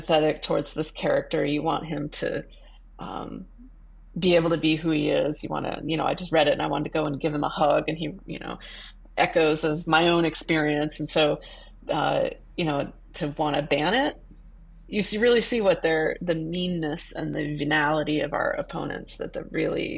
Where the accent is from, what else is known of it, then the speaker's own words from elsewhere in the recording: Boise, Idaho, United States; moved away as an adult; now in New York City, United States; when I was growing up in Boise, Idaho